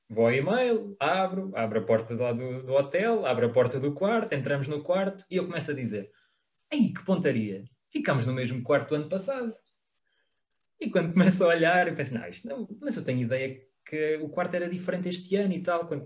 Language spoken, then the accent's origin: Portuguese; Portugal; nós próprios enquanto portugueses, ou seja, nós estávamos muito virados para o nosso turismo